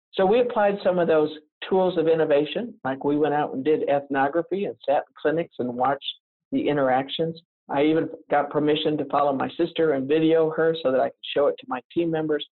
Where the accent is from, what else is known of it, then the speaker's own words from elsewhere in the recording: the South, United States; accent: Southern; I'm from the South, so I have some Southern phrases, one of which is we're fixing